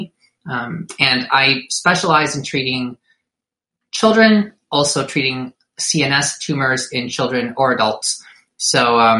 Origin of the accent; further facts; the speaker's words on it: Detroit, Michigan, United States; I was born in Detroit, Michigan. Raised by Filipino immigrants, went to college